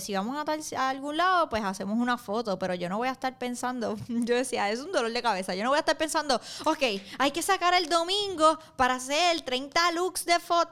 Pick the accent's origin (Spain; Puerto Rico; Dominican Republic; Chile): Puerto Rico; now in New York, United States; yo soy boricua